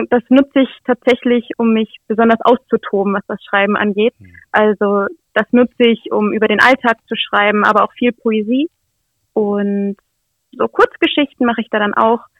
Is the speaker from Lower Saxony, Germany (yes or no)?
yes; Nienburg, Lower Saxony, Germany; ich komme hier aus Nienburg, bin 21 Jahre alt